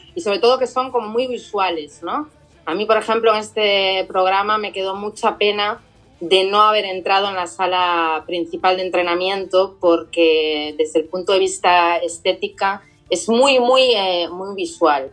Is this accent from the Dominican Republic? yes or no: no; Spain; como española